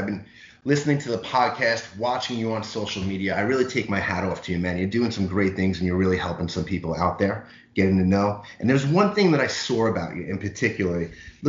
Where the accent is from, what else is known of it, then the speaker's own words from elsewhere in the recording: New York City, New York, United States; now in Winter Garden, United States; growing up in New York City, you know, my parents always told me, you better get your ass home by the time the streetlights come on.